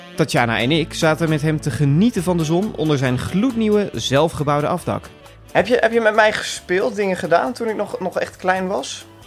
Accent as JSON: {"language": "Dutch", "town": "Markelo", "region": "Overijssel", "country": "Netherlands", "tie": "born or raised there", "said": "Ik groeide op in het Twentse dorpje Markelo"}